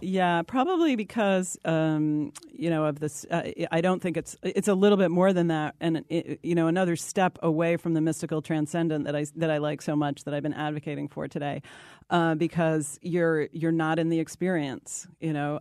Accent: East Coast, United States; I'm from the East Coast

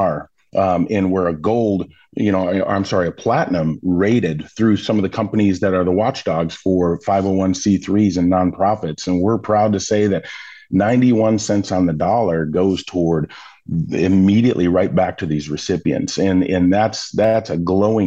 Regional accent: Milwaukee, Wisconsin, United States; I grew up in Milwaukee

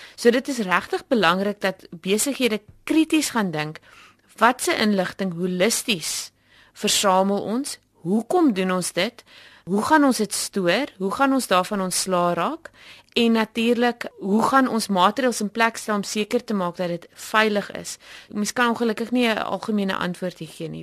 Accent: South Africa; as Suid-Afrikaners

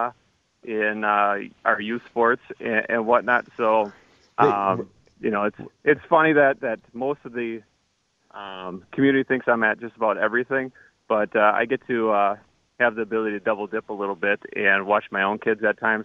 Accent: Muskego, Wisconsin, United States; also born or lived in Mukwonago, Wisconsin; I grew up actually in Muskego. And then I transferred out halfway through my high school years and graduated from Iguanago

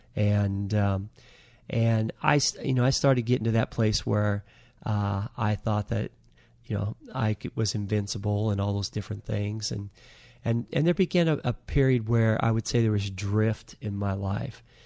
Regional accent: Anacortes, Washington, United States; I was raised in Anacortes

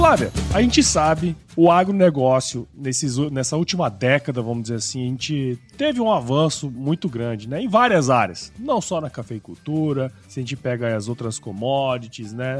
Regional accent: Mato Grosso, Brazil; eu sou de Mato Grosso

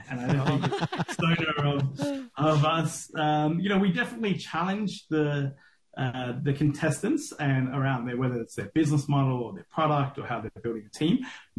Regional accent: Australia; moved away as an adult; also born or lived in Sri Lanka; now in Singapore; I'm Sri Lankan originally. I moved to Australia when I was 5. I grew up in Australia till I was 20, and I spent about 20 odd years out of Sri Lanka, out of Australia now.

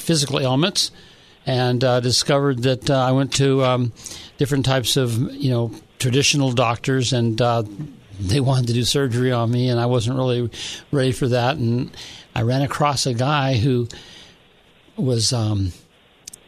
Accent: San Diego, California, United States; I grew up in San Diego

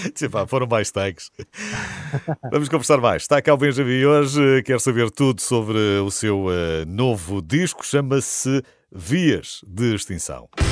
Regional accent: Peniche, Centro, Portugal; Sou, sou de Peniche, perto de Peniche, São Bernardino, essa grande terra

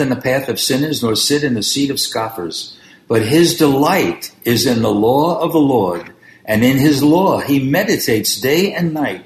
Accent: New York City, New York, United States; I grew up on East 91st Street in Brooklyn, New York

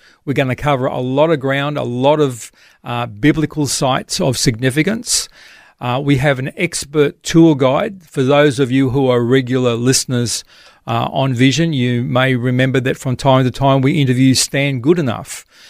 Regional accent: Australia; As an Australian Christian, so what about Israel, the land of promise, and the things that are to come?

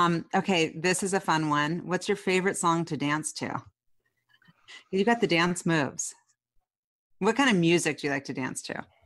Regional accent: Seattle, Washington, United States; we both are Seattleites

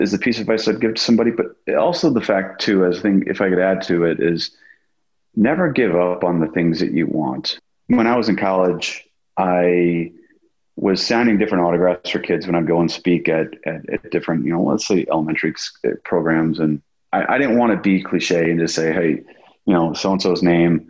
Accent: Wisconsin, United States; I grew up in Wisconsin, a small town

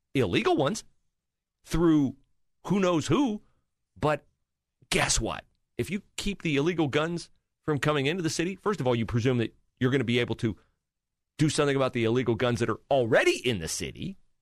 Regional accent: Western Ohio, United States; moved away as an adult; now in Columbus, United States; I did not grow up here. I grew up in Western Ohio

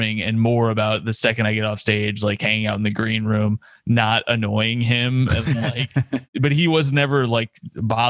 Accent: Indiana, United States; I'm from Indiana

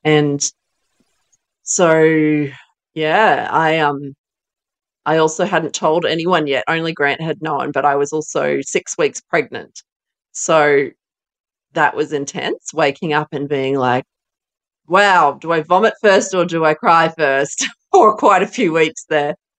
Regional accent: Brisbane, Queensland, Australia; Born in Brizzy, um, raised in a beautiful little Christian family

